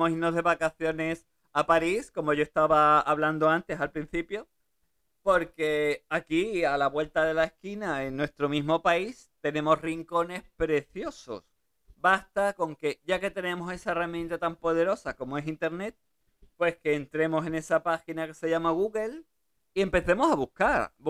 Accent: Germany; born there; Yo nací en Alemania

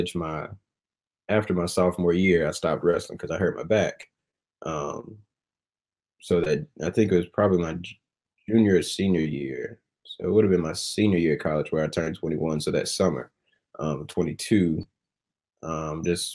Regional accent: Rock Hill, South Carolina, United States; also born or lived in Fort Mill, South Carolina; I was born and raised in Rock Hill, South Carolina

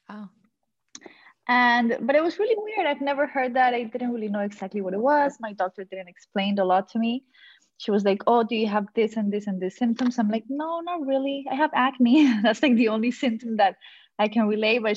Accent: Colombia; now in Miami, United States; I am from Colombia.

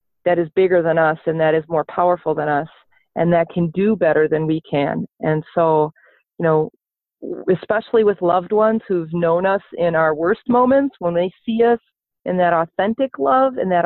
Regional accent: South Milwaukee, Wisconsin, United States; now in Minnesota, United States; I grew up in Milwaukee, South Milwaukee

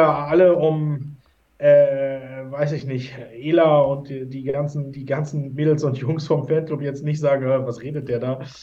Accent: Hamburg, Germany; moved away; ich komme ja ursprünglich aus Hamburg

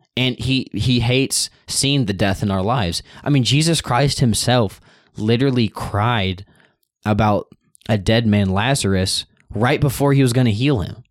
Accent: United States; I'm raised up in a nation that I can actively go out and spread the news

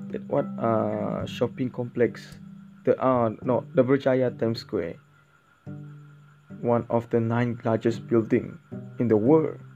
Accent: Sarawak, Malaysia; first language Bidayuh; English is a second language; moved away as an adult; now in Tanjung Malim, Malaysia; I will be back to my hometown, Sarawak

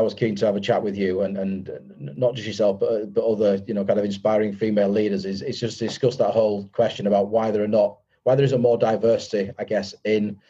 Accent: Leeds, Yorkshire and the Humber, United Kingdom; Leeds, to be fair, my hometown

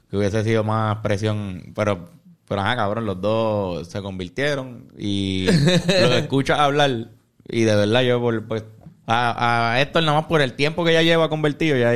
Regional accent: Carolina, Puerto Rico; yo soy de Carolina.

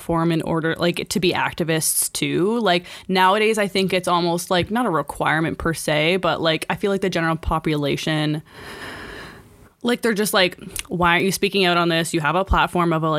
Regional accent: Canada; we're Canadian

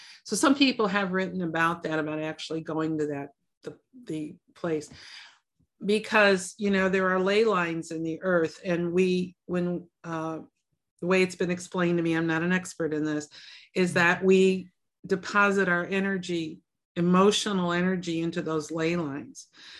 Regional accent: Chicago, Illinois, United States; I was born and raised in Chicago. I mean, you know, spent all my life in the city, and I kept thinking, what am I doing here?

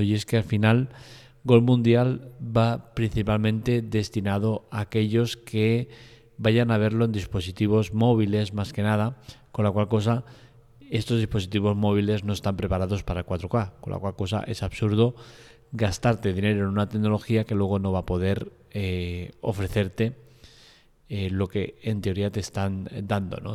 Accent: Spain; soy español

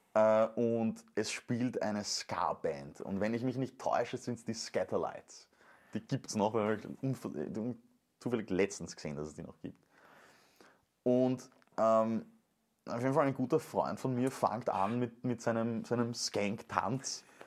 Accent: Venlo, Limburg, Netherlands; moved away; Da muss ich zurück in meine Heimat

